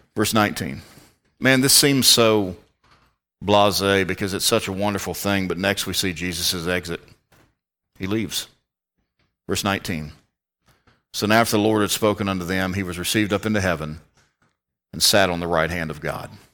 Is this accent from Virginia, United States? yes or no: yes; Richmond, Virginia, United States; moved away; I come from the Richmond, Central Virginia area